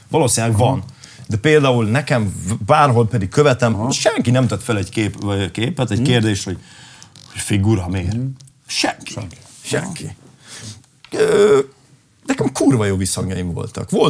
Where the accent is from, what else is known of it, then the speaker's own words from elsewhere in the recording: Kapuvár, Győr-Moson-Sopron, Hungary; most ott zártam a nyári turnémat, a szülővárosomban ott léptem fel.